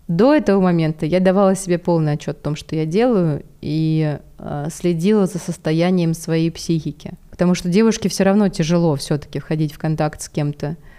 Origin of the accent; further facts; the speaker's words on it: Balashikha, Moscow Oblast, Russia; я девчонка из Балашихи, у которой родители вместе 16 лет